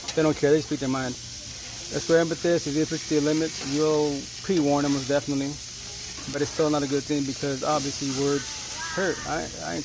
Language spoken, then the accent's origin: English; Yakima Valley, Eastern Washington, United States; also born or lived in Seattle; I'm from Eastern Washington, Yakima Valley